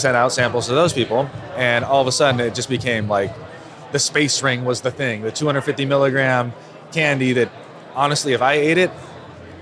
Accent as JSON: {"language": "English", "area": "the Bay Area", "region": "California", "country": "United States", "tie": "born or raised there", "said": "I was born and raised in California. We grew up in California together in the Bay Area."}